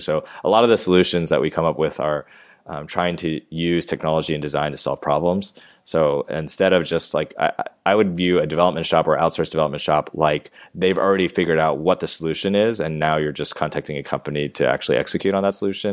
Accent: Maryland, United States; moved away as an adult; also born or lived in Georgia / New York; now in Los Angeles, United States; I grew up in Maryland, right outside of D C

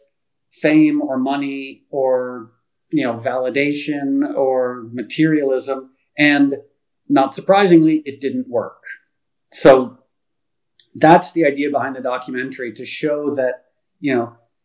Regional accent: United States; also born or lived in Connecticut / New York; now in Los Angeles, United States; I grew up in Connecticut and New York

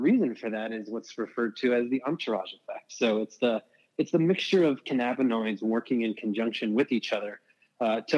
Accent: Chicago, Illinois, United States; moved away; I'm originally from Chicago

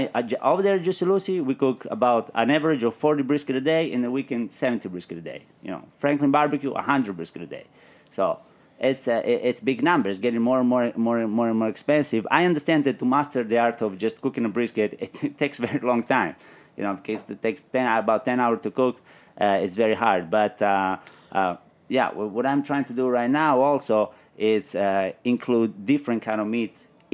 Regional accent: Calabria, Italy; So when I come from Calabria, it's very very interesting.

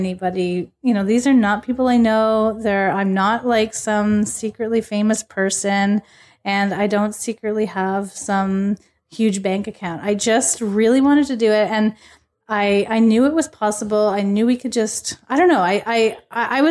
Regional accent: Niagara region, Ontario, Canada; that's where I'm from

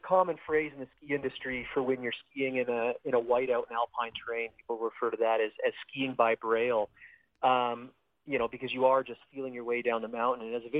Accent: Southern Alberta, Canada; now in Invermere, Canada; I'm Canadian. Cool. Okay. I'm originally from Southern Alberta.

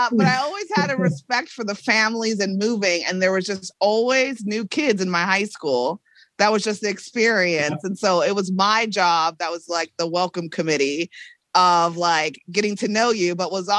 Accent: Colorado Springs, Colorado, United States; I grew up in Colorado Springs, two blocks.

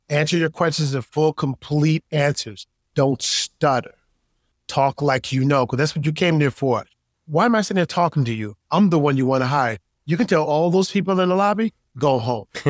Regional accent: New York City, New York, United States; also born or lived in Utica, New York; growing up in New York, uh, grew up in Queens. I really actually grew up in upstate New York, not far from Syracuse

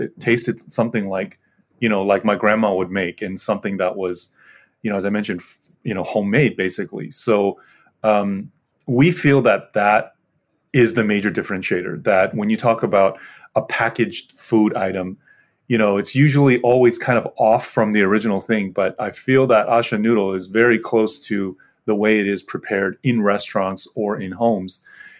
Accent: United States; me, myself, growing up in the States

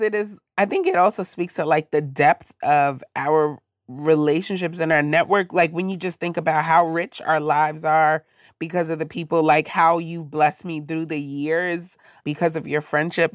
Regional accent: New York, United States; moved away as an adult; now in Silver Spring, United States; growing up in New York

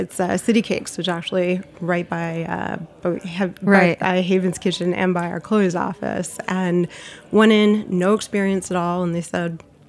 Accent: South Florida, United States; I grew up in South Florida.

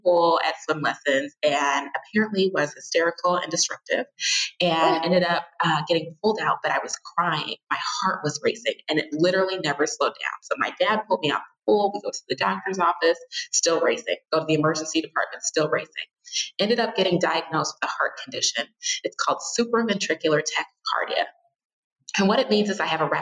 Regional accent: Naperville, Illinois, United States; my hometown of Naperville

